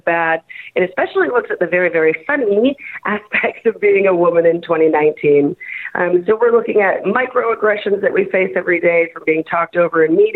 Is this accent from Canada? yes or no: yes; Canada; I'm so Canadian